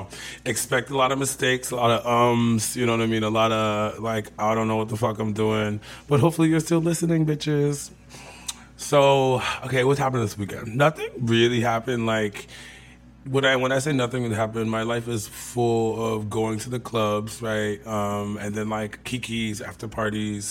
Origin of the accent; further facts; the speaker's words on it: Santa Barbara, California, United States; now in San Francisco, United States; I'm from Santa Barbara originally